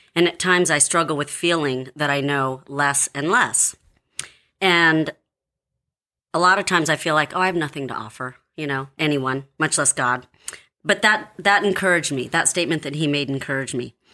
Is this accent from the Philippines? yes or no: yes; Philippines; I'm Filipino